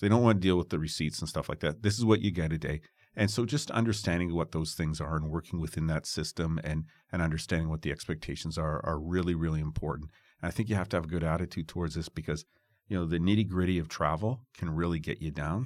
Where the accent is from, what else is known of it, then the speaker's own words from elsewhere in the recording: Toronto, Ontario, Canada; I'm from Toronto